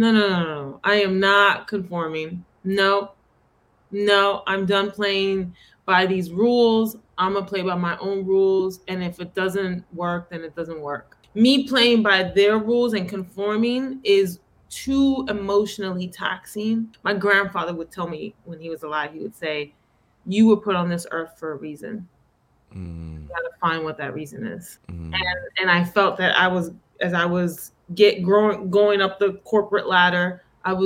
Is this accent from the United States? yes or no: yes; New York City, New York, United States; accent: Bronx accent; I come from that culture. I grew up in the Bronx